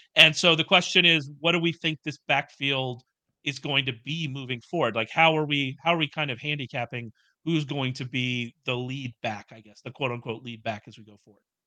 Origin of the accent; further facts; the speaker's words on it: the South, United States; I'm from the South, uh, and as such, I grew up in churches